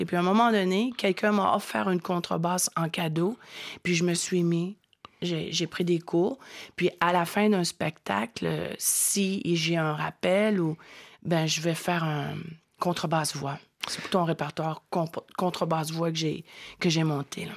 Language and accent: French; Quebec, Canada; first language French; chez nous, au Québec